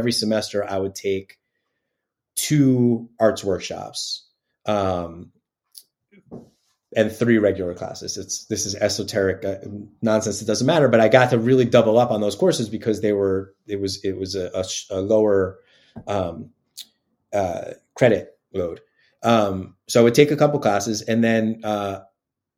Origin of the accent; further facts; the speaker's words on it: Yonkers, New York, United States; I'm from Yonkers, New York. My family's all from the Bronx